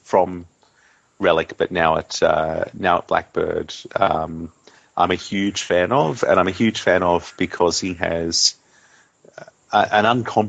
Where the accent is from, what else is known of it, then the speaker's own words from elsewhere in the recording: Australia; as a boy growing up in Australia and in country Australia too, which is pretty isolated from the rest of the world.